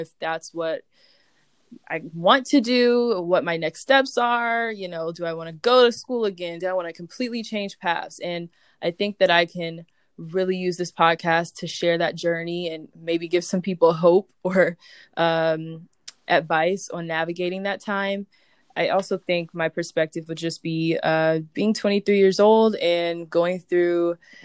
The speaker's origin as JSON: {"language": "English", "town": "Marietta", "region": "Georgia", "country": "United States", "also_born_or_lived": "Harlem, New York", "moved": "yes", "lives_now": "New York, United States", "said": "I am originally from Marietta, Georgia, and I currently reside in Harlem, New York"}